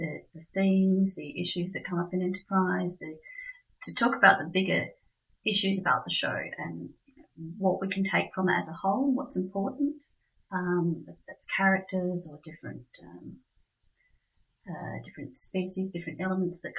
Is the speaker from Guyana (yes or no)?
no; Australia